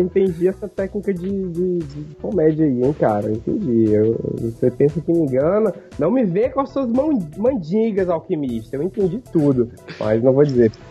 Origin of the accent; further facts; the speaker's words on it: Northeast Region, Brazil; accent: nordestino; sempre tive que lidar com a galera de São Paulo imitando o meu sotaque. Tipo assim, ah, vai, nordestino